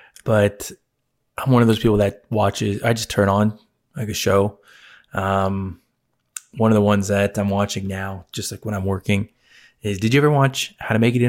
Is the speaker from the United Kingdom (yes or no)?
no; Philippines; Just because I'm Filipino doesn't mean I want to watch it.